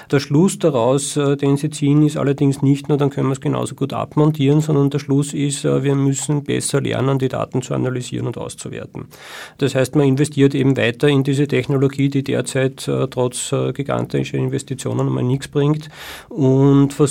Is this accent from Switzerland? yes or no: no; Austria; Und als Nicht-Deutscher fühle ich mich als Österreicher durchaus äh, betroffen